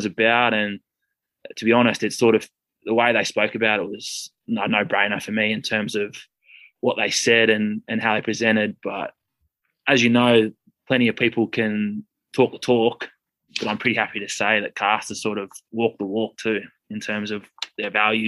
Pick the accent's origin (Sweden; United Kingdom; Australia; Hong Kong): Australia; Canberra, Australian Capital Territory; moved away as an adult; now in Castres, France; I'm from Canberra originally in Australia